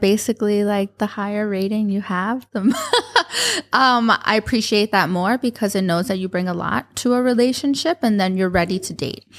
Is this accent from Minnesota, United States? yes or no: no; New York, United States; moved away as an adult; also born or lived in Florida / Westchester / Abu Dhabi; now in Dubai, United Arab Emirates; I grew up in New York. Uh, grew up, started in the Bronx, and moved to Westchester